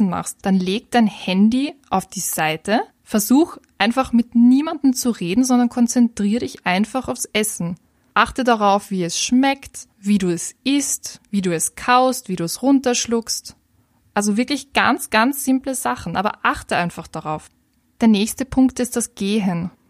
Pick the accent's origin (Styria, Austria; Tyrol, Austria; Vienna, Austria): Vienna, Austria; vor allem als Wienerin kenne ich das, dass es manchmal ein bisschen netter ist, auf seine Gedanken zu achten, anstatt sich den grantigen Leuten in der U-Bahn widmen zu müssen.